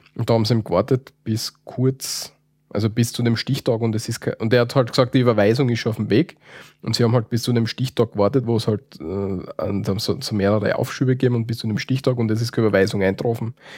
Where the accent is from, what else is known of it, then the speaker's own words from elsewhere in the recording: Austria; Bei uns in Österreich